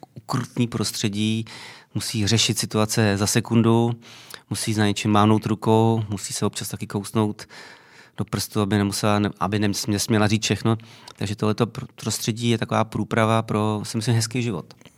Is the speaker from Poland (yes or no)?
no; Mladá Vožice, South Bohemian Region, Czechia; also born or lived in Tábor; já pocházím z Mladé Vožice, což je 20 km od tábora, ale považuji se samozřejmě za táboráka